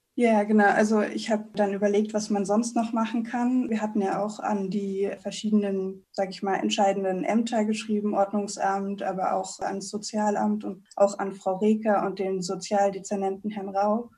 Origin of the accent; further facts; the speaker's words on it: Berlin, Germany; now in Cologne, Germany; Berlin, wo ich aufgewachsen bin